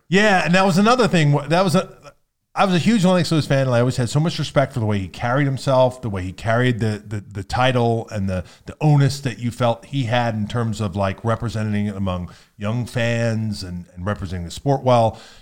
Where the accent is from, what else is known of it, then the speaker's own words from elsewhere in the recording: Pennsylvania, United States; growing up in Pennsylvania